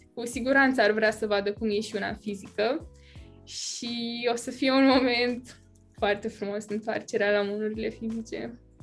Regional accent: Bacău, Bacău County, Romania; sunt din Bacău și sunt în clasa a 12 acum

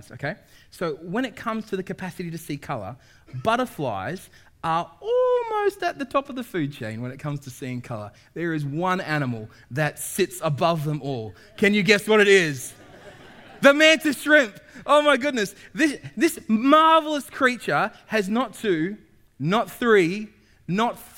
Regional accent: Sydney, New South Wales, Australia; now in New Zealand; I'm from North Sydney. I'm from a place called Castle Hill. That's my mountain. Toongabie is the river that I grew up alongside.

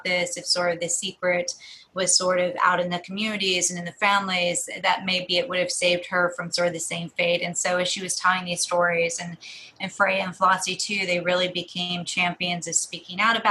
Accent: Southern Ohio, United States; when I was growing up in Southern Ohio in the 90s

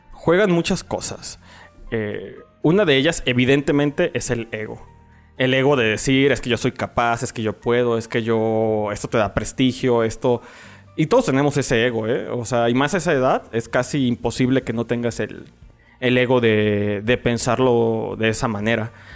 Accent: León, Guanajuato, Mexico; nací aquí en la ciudad de, de León, Guanajuato, en, medio de una familia

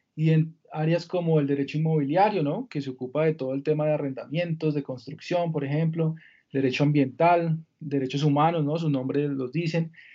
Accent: Villavicencio, Meta, Colombia; Yo soy de Villavicencio, Mi infancia la pasé allá

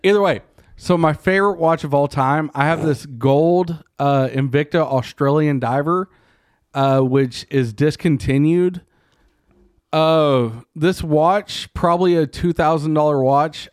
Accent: Texas, United States; as a Texan

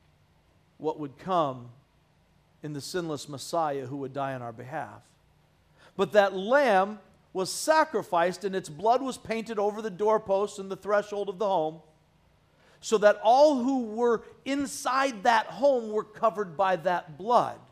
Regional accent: United States; a patriotic American, which I have always been and will forever be

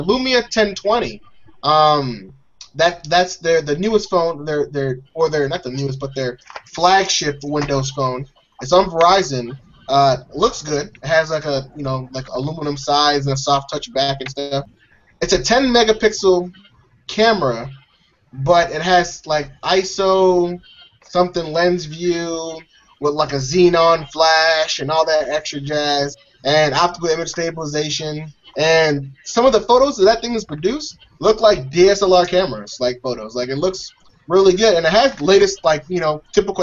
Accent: United States; everyone here is American

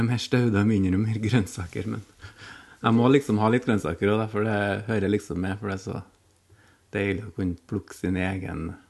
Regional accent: Orkanger, Trøndelag, Norway; jeg vokste opp på Orkanger

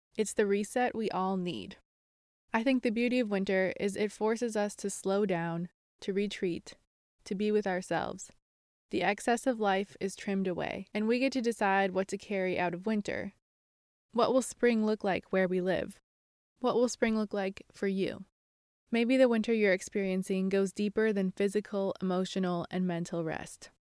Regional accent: Minnesota, United States; moved away as an adult; also born or lived in Ohio / Iowa / Nebraska; I grew up in Minnesota

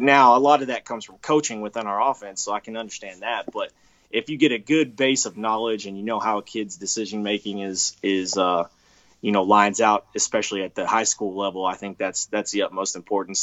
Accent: Texas, United States; I'm from Texas

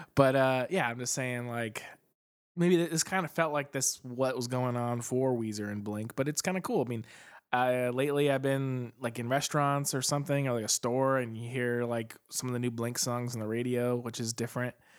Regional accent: Phoenix, Arizona, United States; Phoenix, Arizona, my hometown

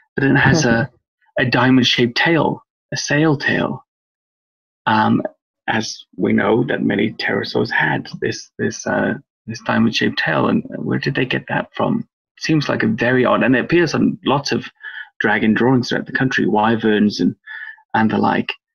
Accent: Wales, United Kingdom; now in England; I grew up in Wales, come from an Irish English family, but I grew up in Wales

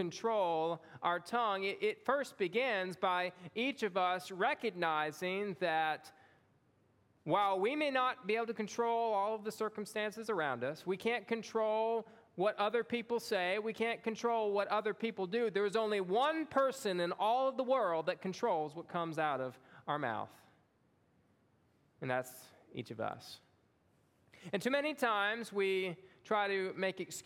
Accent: Long Beach, Mississippi, United States; moved away as an adult; also born or lived in Springfield, Louisiana; I had moved to Long Beach, Mississippi when I was 1 year old

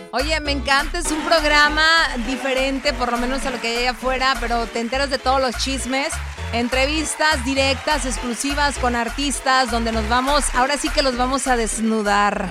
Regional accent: Colima, Mexico; la gente de mi tierra, Colima

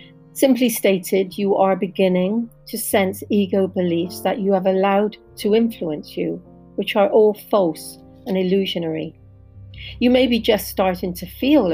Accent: Bristol, South West England, United Kingdom; I come from Bristol in the UK

